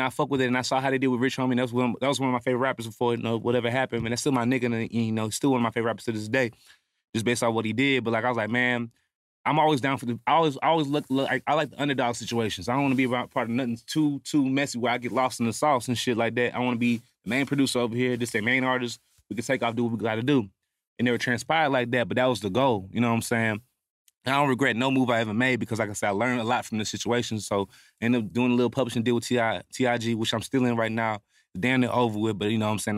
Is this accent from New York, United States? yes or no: no; Houston, Texas, United States; I'm from Houston